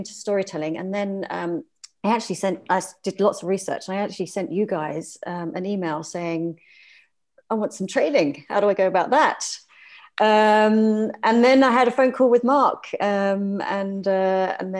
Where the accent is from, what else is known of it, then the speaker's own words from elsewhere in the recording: London, United Kingdom; moved away as an adult; also born or lived in South of France; now in France; So no, I am British. I'm originally from London.